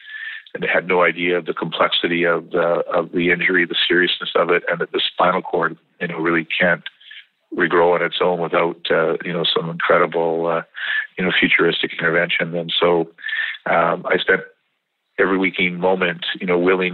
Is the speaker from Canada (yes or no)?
yes; British Columbia, Canada; as a kid growing up in British Columbia